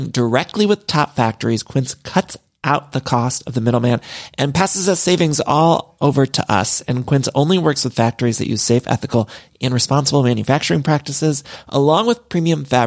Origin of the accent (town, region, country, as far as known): Ohio, United States; now in Los Angeles, United States